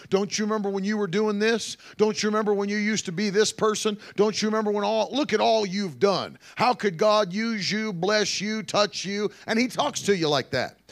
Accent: Ida May, West Virginia, United States; That's where I grew up, middle of nowhere, West Virginia

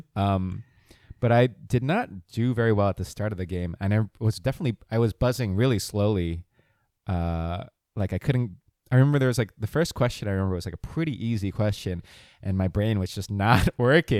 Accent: Montville, New Jersey, United States; also born or lived in Philadelphia; I grew up in New Jersey

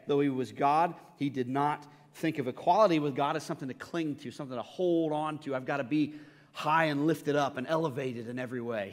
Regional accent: United States; as an American

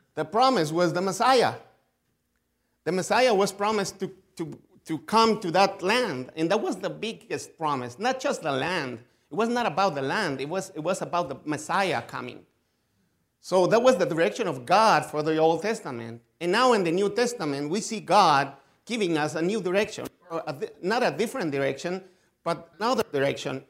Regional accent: Mexico; English is a second language; I was born in Mexico. I grew up in Mexico. I'm still here. I live in Mexico, actually

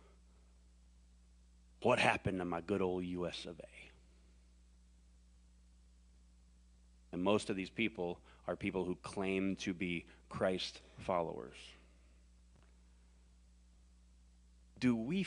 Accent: the South, United States; I was born and raised in the South

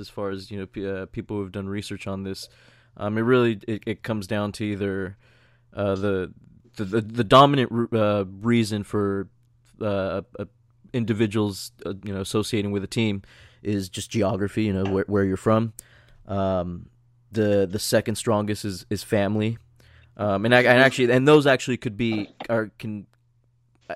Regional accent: San Diego, California, United States; We both grew up in San Diego

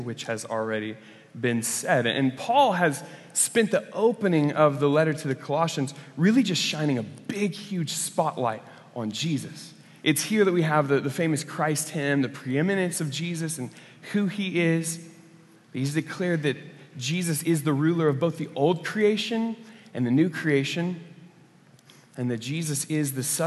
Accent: Oklahoma, United States; I grew up in Oklahoma

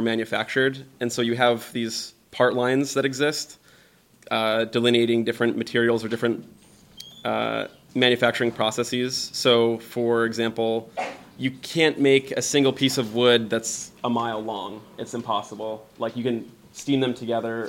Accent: Tampa, Florida, United States; also born or lived in Pasadena, California; now in Seattle, United States; I grew up in Florida around Tampa Bay

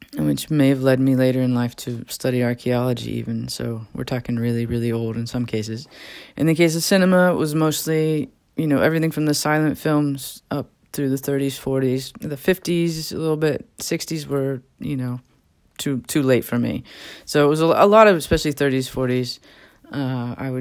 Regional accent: Southern Ohio, United States; I grew up in Southern Ohio, and for the most part in a village

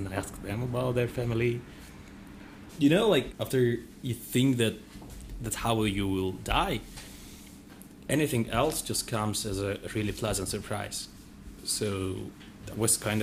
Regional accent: Tbilisi, Georgia; I'm from Georgia, I'm from Tbilisi

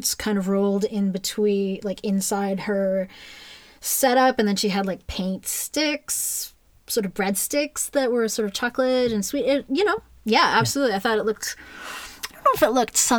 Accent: Saint John, New Brunswick, Canada; now in Toronto, Canada; I'm from St. John, New Brunswick.

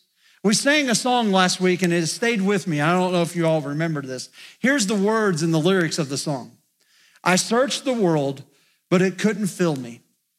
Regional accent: Indiana, United States; now in West Virginia, United States; I'm not from West Virginia, but I've lived here long enough that I feel like I'm a West Virginian. You know why? Because when I go back to Indiana, my friends just say, "Will you just start talking?"

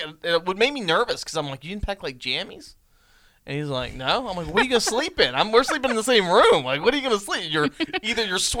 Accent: Charlottesville, Virginia, United States; also born or lived in Locust Hill, Virginia / Suffolk, Virginia; Okay, so I was born in Charlottesville until...

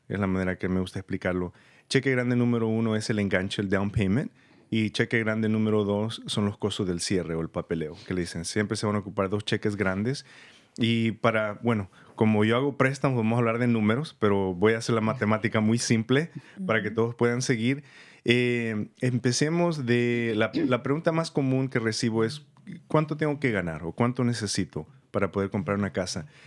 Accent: San Rafael, California, United States; born or raised there; moved away as an adult; also born or lived in El Salvador / Santa Rosa, California; now in Petaluma, United States

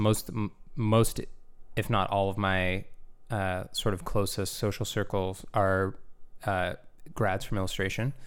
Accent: Gananoque, Ontario, Canada; now in Toronto, Canada; I was born here in Toronto, but, uh, I grew up in a town called, uh, Gananoque

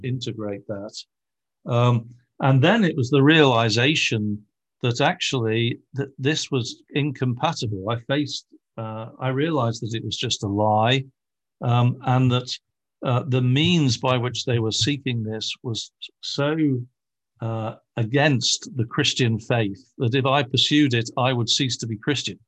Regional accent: Liverpool, North West England, United Kingdom; I come from Britain, where even the right wing is the left wing, shall we say, uh, and especially, uh, from Liverpool, where I come from

